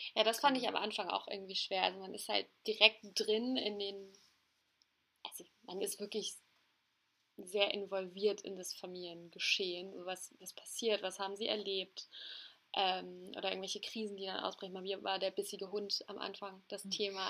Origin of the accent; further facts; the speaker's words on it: Hamburg, Germany; Ich bin 23 Jahre alt und bin aufgewachsen in Hamburg